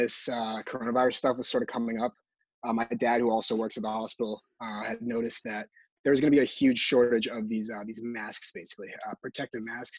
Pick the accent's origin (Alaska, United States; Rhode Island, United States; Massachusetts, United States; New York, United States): Massachusetts, United States; from Mass from Massachusetts, and this is my golden hour.